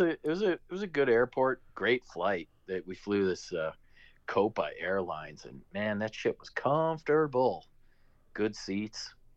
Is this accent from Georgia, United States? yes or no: no; Chicago, Illinois, United States; moved away as an adult; now in Costa Rica; I was born and raised in Chicago